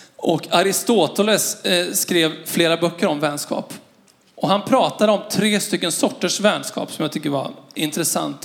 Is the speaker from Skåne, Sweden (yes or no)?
no; Skara, Västra Götaland, Sweden; moved away; Jag är uppvuxen i Skara